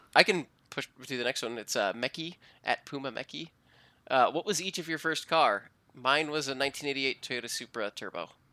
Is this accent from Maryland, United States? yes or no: no; Cleveland, Ohio, United States; moved away; Swenson's, which is my hometown drive-in